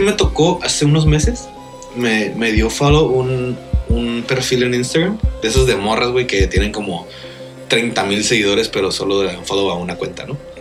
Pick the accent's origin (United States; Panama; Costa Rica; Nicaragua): United States; Riverside, California; now in Tijuana, Mexico; yo nací en Riverside